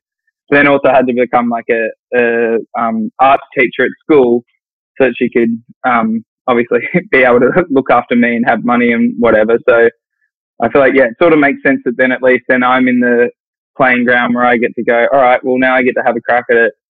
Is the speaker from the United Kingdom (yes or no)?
no; Sydney, New South Wales, Australia; Sydney, Australia.